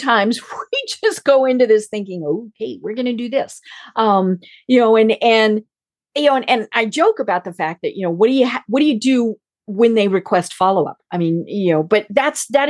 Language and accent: English; Colorado, United States; I'm from Colorado